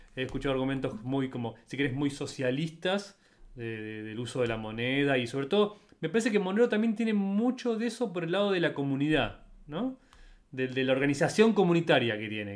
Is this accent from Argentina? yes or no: yes; Argentina; yo como argentino